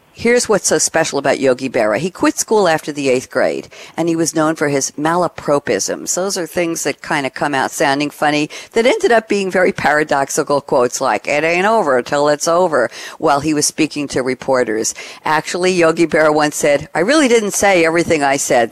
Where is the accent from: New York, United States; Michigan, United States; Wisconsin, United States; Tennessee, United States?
New York, United States; Long Island; I grew up uh, on Long Island